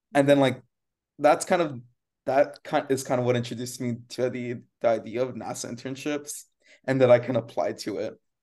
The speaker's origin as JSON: {"language": "English", "area": "Rio Grande Valley", "region": "Texas", "country": "United States", "tie": "born or raised there", "moved": "yes", "said": "I grew up in the Rio Grande Valley and, and that's where Brownsville is"}